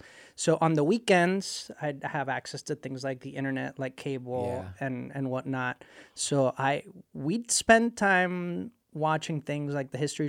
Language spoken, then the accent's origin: English; Puerto Rico; also born or lived in Ecuador; I grew up in Puerto Rico. I was born in Ecuador, and there's a whole story there how we ended up in Puerto Rico.